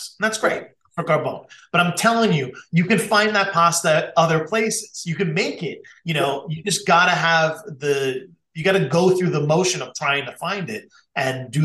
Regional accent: Long Island, New York, United States; also born or lived in Queens, New York; I'm from Long Island, which is like Queens light.

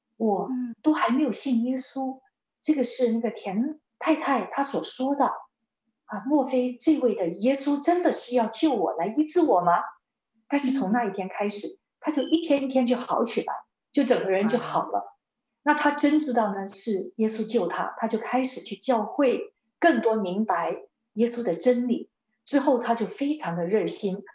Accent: China; 我们中国人

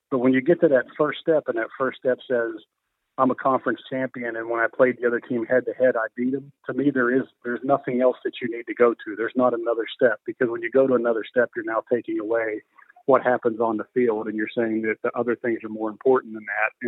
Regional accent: outside of Pittsburgh, Pennsylvania, United States; I grew up outside of Pittsburgh, not too far.

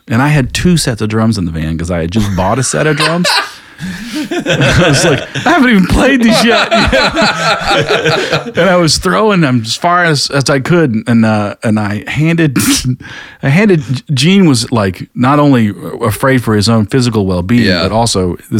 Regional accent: North Carolina, United States; also born or lived in South Georgia; I was born in North Carolina and moved to South Georgia.

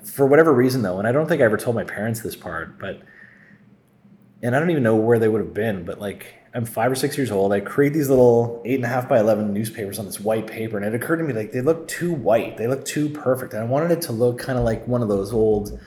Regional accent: Sault Ste. Marie, Ontario, Canada; I applied to the Sioux Star in my hometown

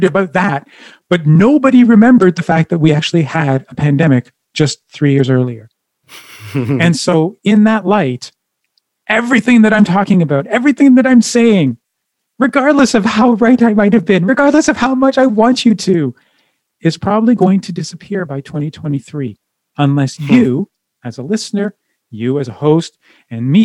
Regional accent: Ottawa, Ontario, Canada; now in Edmonton, Canada; My hometown is Ottawa

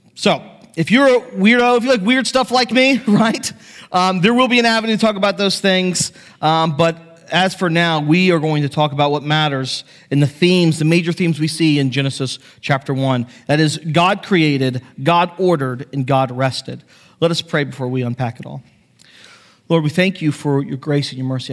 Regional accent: United States; I grew up on the Chesapeake Bay

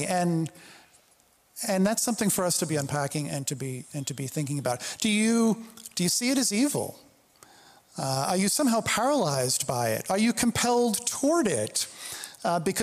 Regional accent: New York City, New York, United States; I grew up in the New York City area.

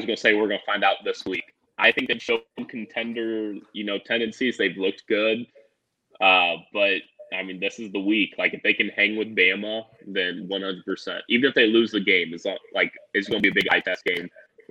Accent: Missouri, United States; I grew up a Mizzou fan because I'm from Missouri. Went to school at Southeast Missouri State.

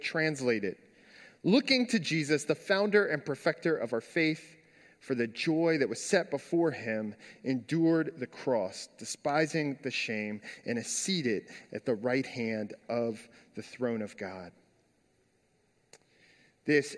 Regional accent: United States; as an American

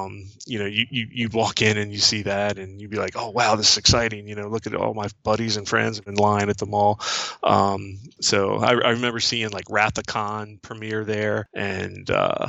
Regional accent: New Carrollton, Maryland, United States; so I'm 49 now, I'll be 50 in October, and I grew up in New Carrollton, Maryland, which is a suburb of Washington, D.C., and as the crow flies, it's about 5 miles from D.C., so it's pretty close, so I always kind of considered myself a D.C. guy

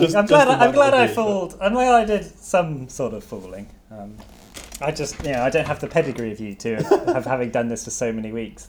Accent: Devon, South West England, United Kingdom; I'm from Devon.

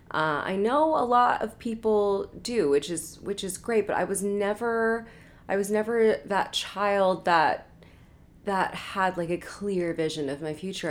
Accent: Portland, Oregon, United States; now in Los Angeles, United States; I'm from Portland, Oregon

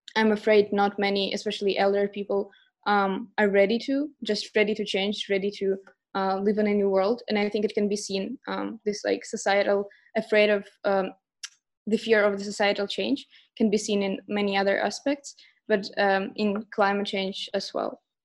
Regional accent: Saint Petersburg, Russia; I'm from St. Petersburg, Russia.

